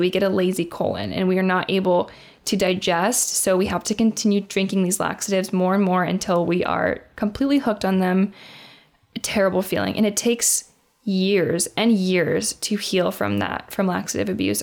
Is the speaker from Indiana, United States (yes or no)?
yes; Indiana, United States; I am from Indiana